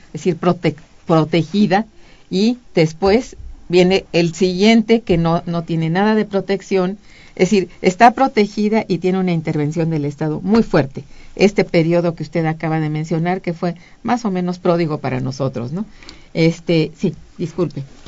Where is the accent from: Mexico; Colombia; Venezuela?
Mexico